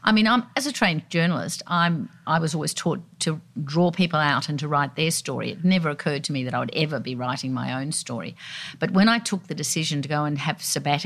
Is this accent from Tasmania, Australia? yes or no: no; Sydney, New South Wales, Australia; I grew up down at Balmoral Beach